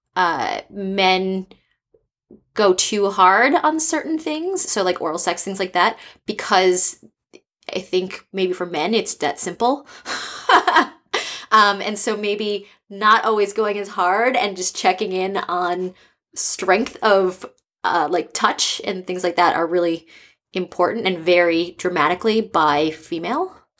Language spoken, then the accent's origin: English; East Coast, United States; now in San Francisco, United States; I'm from the East Coast, and I've lived in four different countries.